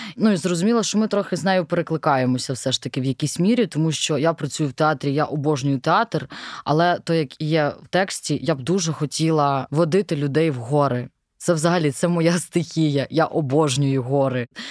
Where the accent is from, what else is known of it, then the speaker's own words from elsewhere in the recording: Bila Tserkva, Kyiv Oblast, Ukraine; я з Білої церкви, і для мене російська мова це взагалі щось було дуже далеке, тому що ну у нас суржик або українська